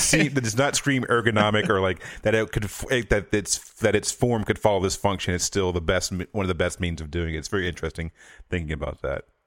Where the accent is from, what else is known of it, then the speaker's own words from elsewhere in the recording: the South, United States; I'm from the South